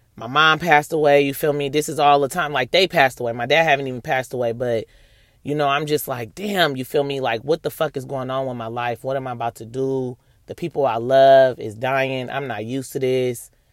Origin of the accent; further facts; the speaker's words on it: Oakland, California, United States; I'm from Oakland, California